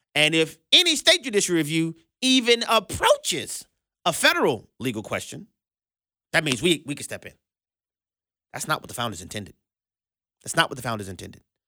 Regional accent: Louisiana, United States; Louisiana, our my home state

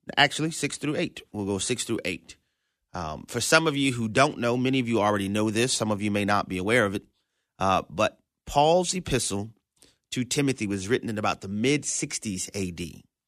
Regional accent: New Orleans, Louisiana, United States; I was born and raised in New Orleans, Louisiana

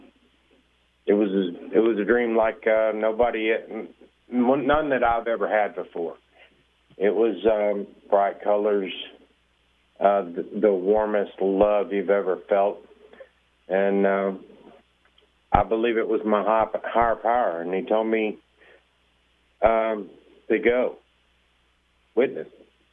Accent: Texas, United States; I'm from Texas

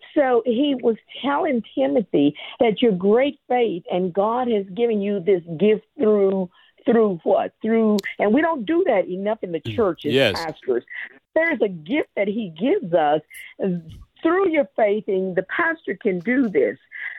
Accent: Germany; Actually, I grew up in Germany and as a military brat, and I didn't realize my name was a German word

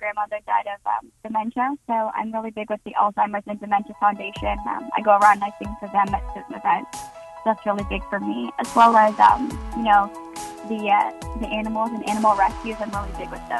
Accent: North Carolina, United States; also born or lived in New York / California; what I was raised on here in North Carolina

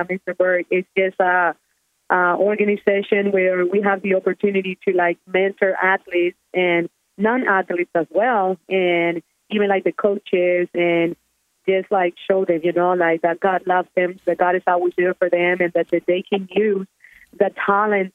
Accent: Honduras; moved away; my home country

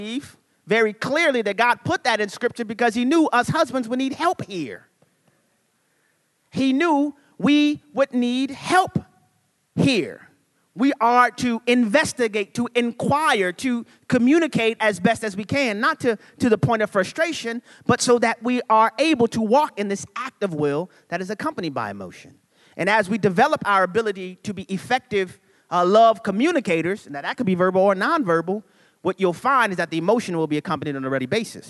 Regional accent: New Orleans, Louisiana, United States; I'm from New Orleans, Louisiana.

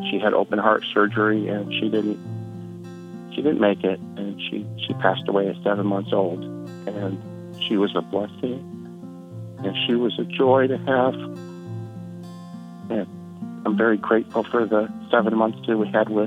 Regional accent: Louisiana, United States; I'm from Louisiana

